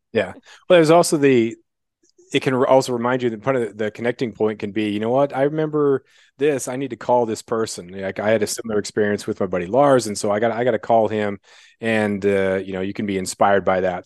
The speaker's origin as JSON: {"language": "English", "town": "Rocky Ford", "region": "Colorado", "country": "United States", "tie": "born or raised there", "also_born_or_lived": "Greeley, Colorado", "said": "I was born in Rocky Ford, Colorado"}